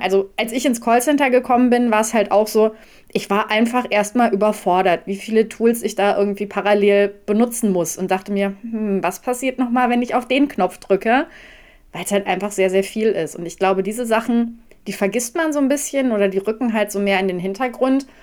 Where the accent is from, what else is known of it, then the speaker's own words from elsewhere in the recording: North Rhine-Westphalia, Germany; now in Ruhr area, Germany; Ich äh, bin gar nicht so weit von dir entfernt aufgewachsen, also Ostwestfalen